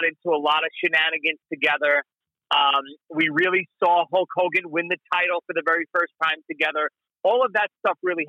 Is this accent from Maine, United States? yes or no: no; New York City, New York, United States; I'm a guy from Brooklyn